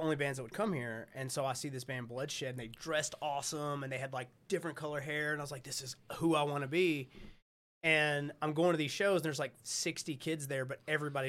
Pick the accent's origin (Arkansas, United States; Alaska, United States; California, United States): Arkansas, United States; North Little Rock; I grew up in North Little Rock, right? So, but you're in Arkansas, there's nothing here.